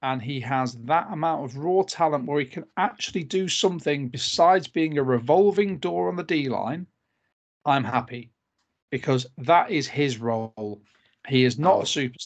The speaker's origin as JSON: {"language": "English", "country": "United Kingdom", "said": "British podcasters"}